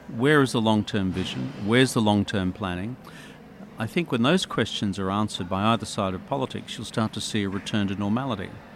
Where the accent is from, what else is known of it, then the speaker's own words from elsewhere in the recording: Dubbo, New South Wales, Australia; I was from Dubbo